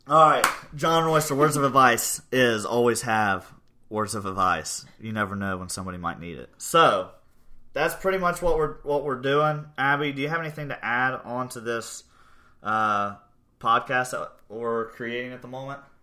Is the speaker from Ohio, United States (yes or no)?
yes; Portsmouth, Ohio, United States; also born or lived in New York; now in Gallipolis, United States; I grew up in Portsmouth, Ohio, graduated from Portsmouth High School